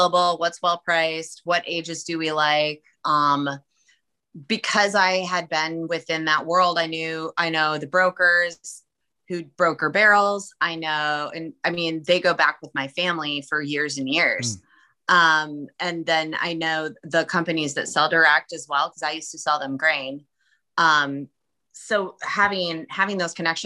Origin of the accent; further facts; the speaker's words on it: Minnesota, United States; moved away; I'm originally a Minnesotan